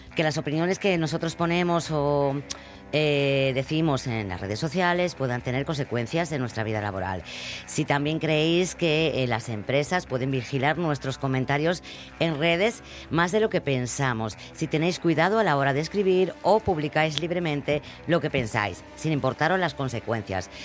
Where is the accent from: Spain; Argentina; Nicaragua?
Spain; los españoles hacemos